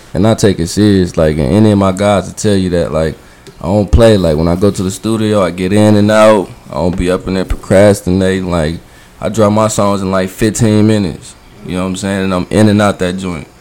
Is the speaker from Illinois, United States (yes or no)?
yes; Springfield, Illinois, United States; moved away as an adult; now in Florida, United States; I'm from Springfield, Illinois